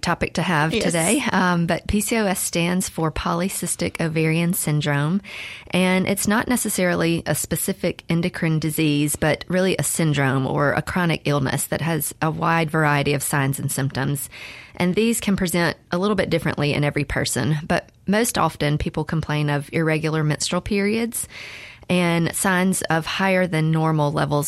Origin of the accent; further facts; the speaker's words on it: Mississippi, United States; moved away as an adult; also born or lived in Virginia; I recently just moved back from Virginia. I'm from Mississippi